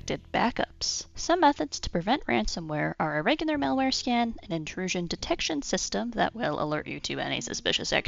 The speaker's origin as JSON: {"language": "English", "region": "Illinois", "country": "United States", "said": "my home state of Illinois"}